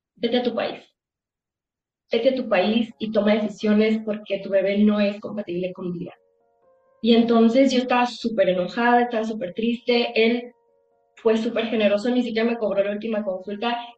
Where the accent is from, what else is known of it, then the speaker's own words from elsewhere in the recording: Acapulco, Guerrero, Mexico; yo soy de Acapulco